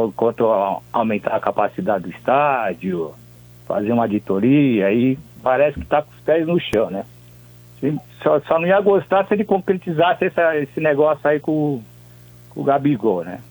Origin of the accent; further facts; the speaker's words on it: São Paulo, Brazil; onde eu nasci, fui criado fui criado até os 25 anos, aí na, na Vila Mariana